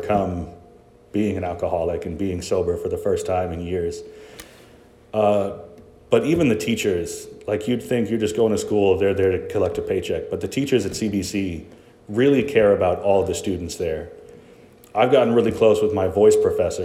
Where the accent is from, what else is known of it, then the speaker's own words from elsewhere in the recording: Chicago, Illinois, United States; moved away; I'm from Chicago